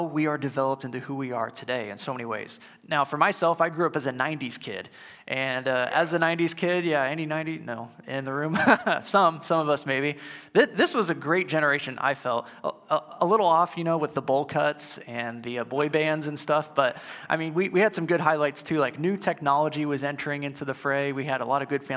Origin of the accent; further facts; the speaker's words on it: St. Louis, Missouri, United States; my family and I grew up near the St. Louis Zoo, or at least in driving distance